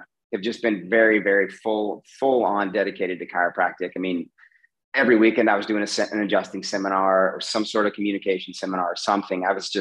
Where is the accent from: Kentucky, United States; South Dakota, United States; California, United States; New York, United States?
California, United States; now in Barcelona, Spain; I was born in California